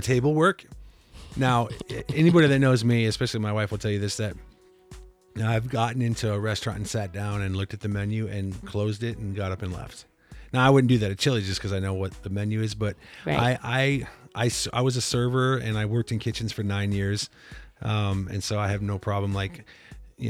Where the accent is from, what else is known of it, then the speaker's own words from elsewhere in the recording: Iowa, United States; moved away; I'm from Iowa